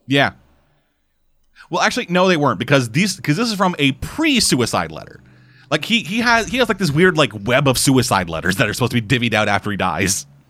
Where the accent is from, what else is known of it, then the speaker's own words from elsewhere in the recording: New York, United States; accent: New York; my New York accent